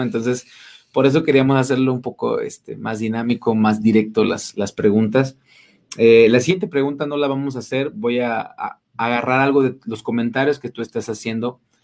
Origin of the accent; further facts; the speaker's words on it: Mexico City, Mexico; moved away; also born or lived in Rayón, San Luis Potosí / Cárdenas, San Luis Potosí / Rioverde, San Luis Potosí; yo soy de allá de, bueno, soy, soy chilango, pero radiqué mucho tiempo ahí en, Rayón Cárdenas, Río Verde